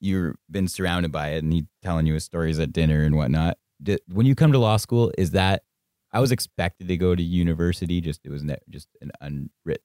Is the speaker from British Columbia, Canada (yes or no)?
no; Northern Ontario, Canada; I'm from Northern Ontario